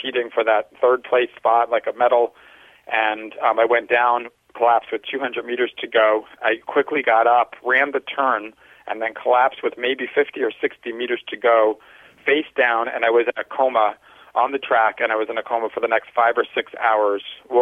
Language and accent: English; Long Island, New York, United States; When I was a 16-year-old high school track athlete, I was from Long Island